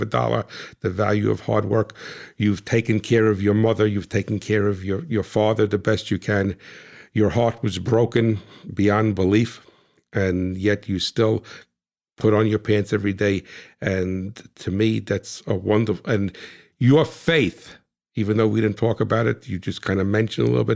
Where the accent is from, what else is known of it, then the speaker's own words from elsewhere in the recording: New Jersey, United States; I'm from Jersey